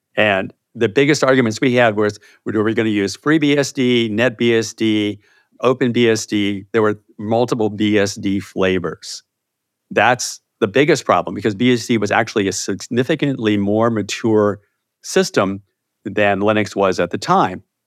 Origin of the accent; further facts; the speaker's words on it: Chesapeake, Virginia, United States; also born or lived in Moorhead, Minnesota; I grew up in Virginia. So I'm in, I'm a native Virginian, in a little place called Chesapeake, Virginia